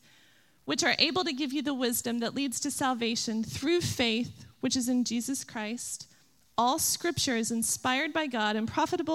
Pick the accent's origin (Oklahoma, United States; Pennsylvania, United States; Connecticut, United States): Oklahoma, United States; also born or lived in Illinois; I grew up in Oklahoma, football country